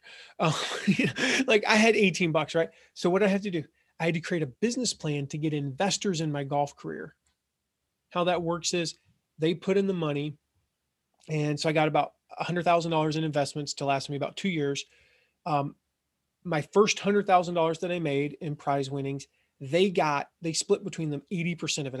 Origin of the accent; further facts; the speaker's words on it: Franklin, Tennessee, United States; I grew up in Nashville, Franklin, Tennessee